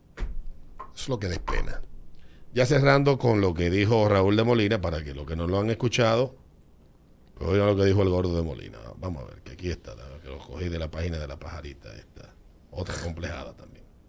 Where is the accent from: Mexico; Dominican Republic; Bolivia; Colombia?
Dominican Republic; mis estimados compatriotas